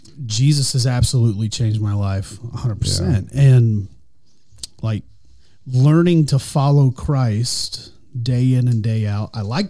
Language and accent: English; Tulsa, Oklahoma, United States; now in Norman, United States; I grew up in North Tulsa and had two brothers.